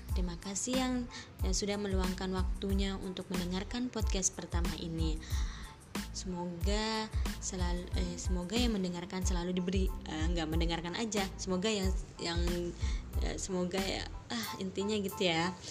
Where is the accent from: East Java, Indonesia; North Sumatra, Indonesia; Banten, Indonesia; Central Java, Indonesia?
Banten, Indonesia; Serang; moved away as an adult; now in Tunisia; Lahir di Serang, dua puluh enam April dua ribu